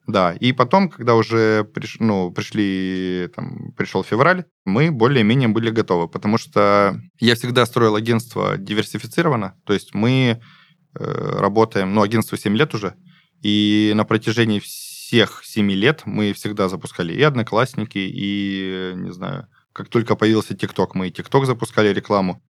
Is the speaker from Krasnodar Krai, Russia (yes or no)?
yes; Gulkevichi District, Krasnodar Krai, Russia; also born or lived in Stavropol; now in Krasnodar, Russia; Я из Гулькевичского района